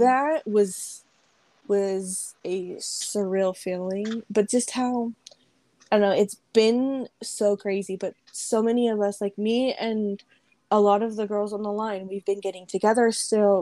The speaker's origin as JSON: {"language": "English", "town": "Las Vegas", "region": "Nevada", "country": "United States", "tie": "born or raised there", "said": "Born and raised here"}